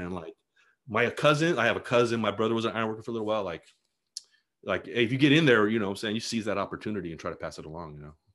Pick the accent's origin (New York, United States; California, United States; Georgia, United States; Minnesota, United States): California, United States; Bassett; I actually grew up in an unincorporated part of Los Angeles County called Bassett